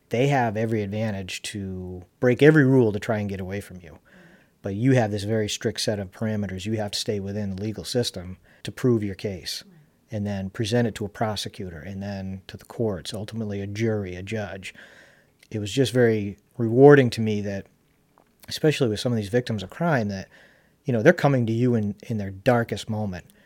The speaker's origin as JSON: {"language": "English", "town": "Charlotte", "region": "North Carolina", "country": "United States", "tie": "born or raised there", "said": "one of the fondest memories I have of us growing up in Charlotte and going to CCS"}